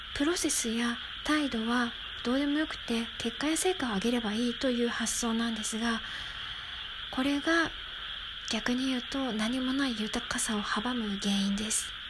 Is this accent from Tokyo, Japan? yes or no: yes; Tokyo, Japan; moved away; 私は東京育ちなんですが今は何にもない田舎に住んでいます